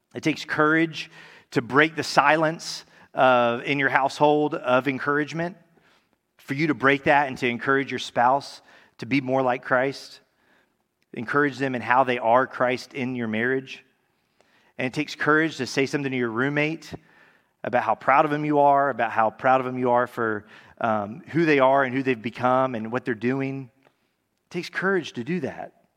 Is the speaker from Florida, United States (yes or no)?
yes; Tallahassee, Florida, United States; also born or lived in California; I'm from Tallahassee, grew up here